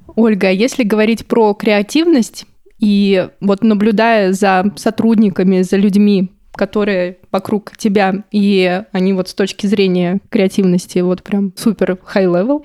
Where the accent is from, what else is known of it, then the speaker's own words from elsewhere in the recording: Buryatia, Russia; я из Бурятии, у нас там рядом Монголия